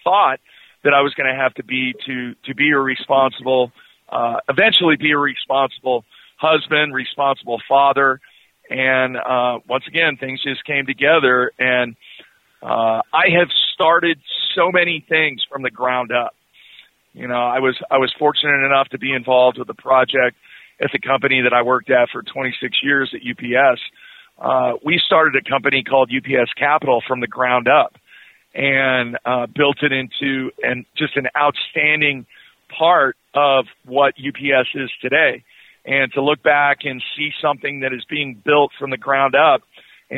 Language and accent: English; Southern California, United States; now in Oklahoma City, United States; I grew up in Southern California